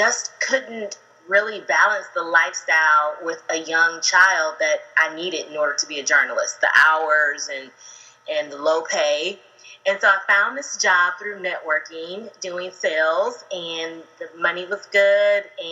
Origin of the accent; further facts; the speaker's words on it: Ohio, United States; now in Atlanta, United States; I'm actually originally from Ohio, but I've lived in Atlanta for about 17 years